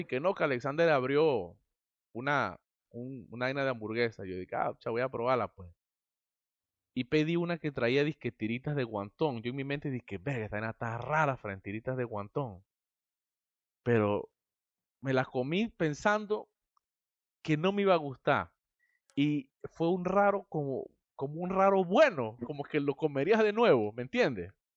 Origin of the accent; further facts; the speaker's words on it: Santiago de Veraguas, Veraguas, Panama; soy de Santiago. Santiago, Santiago, Santiago. Veraguas, Panamá.